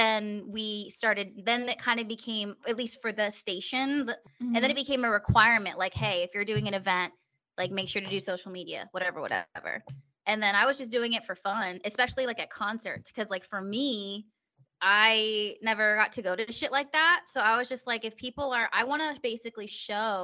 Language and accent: English; Stockton, California, United States; moved away as an adult; also born or lived in San Diego; now in Pennsylvania, United States; I'm from Stockton, so that's Sacramento area.